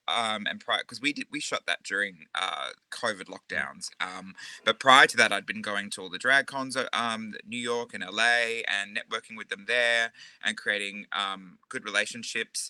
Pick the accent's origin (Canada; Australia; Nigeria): Australia; Mornington Peninsula / Geelong, Victoria; also born or lived in Rosebud / Frankston; now in Geelong, Australia; I was born on the other side of the bay, so I was out Mornington, Rosebud, Frankston area, but then moved around the other side, and I've been here ever since.